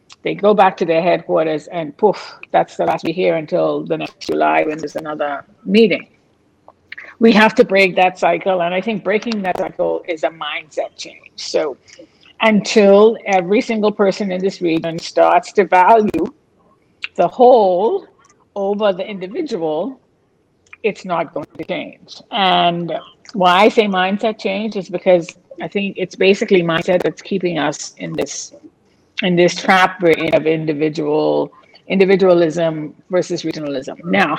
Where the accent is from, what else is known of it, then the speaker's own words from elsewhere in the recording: Bahamas; when we leave the region and we live somewhere else, and, you know, I say I'm from the Bahamas and they think it's somewhere in Jamaica